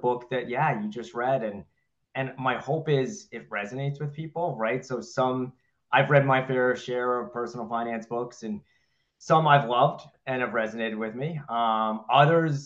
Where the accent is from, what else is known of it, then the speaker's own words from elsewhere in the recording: New York City, New York, United States; now in Massachusetts, United States; I grew up, though, in Queens, New York, so just outside of Manhattan.